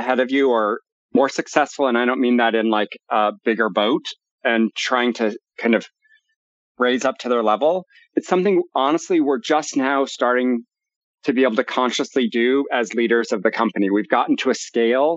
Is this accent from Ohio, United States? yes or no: no; Omaha, Nebraska, United States; I grew up in Omaha, Nebraska, the home of the fabulously wealthy Warren Buffett